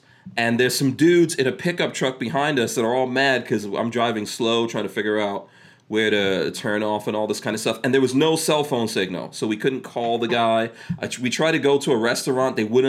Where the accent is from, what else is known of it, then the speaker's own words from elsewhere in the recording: New York, United States; growing up in New York